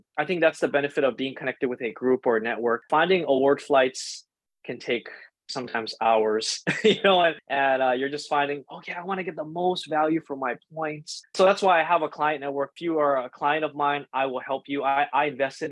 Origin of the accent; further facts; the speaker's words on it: Hawaii, United States; I grew up in Hawaii my whole life